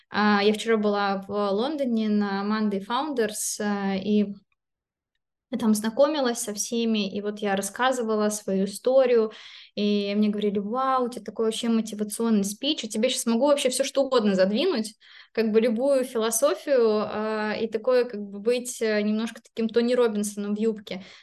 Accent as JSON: {"language": "Russian", "country": "Belarus", "tie": "born there", "said": "а. хотя я родилась в Беларуси, но это все очень а, близко."}